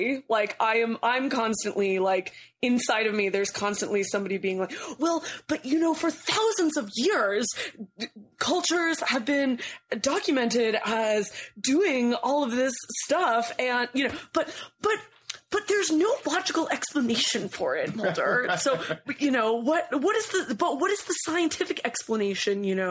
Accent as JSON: {"language": "English", "region": "California", "country": "United States", "moved": "yes", "lives_now": "New York, United States", "said": "I'm actually from California, so like, you know, the land where marijuana is like milk."}